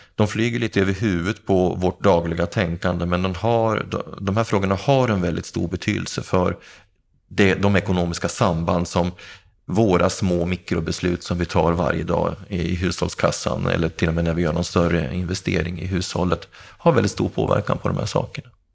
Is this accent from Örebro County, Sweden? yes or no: no; Gävle, Gävleborg County, Sweden; jag har bott i hyresrätt i hela min ungdom och, och jag har bott på, i, i två av Gävles eh, miljonprogramområden. Först Sätra och sen Andersberg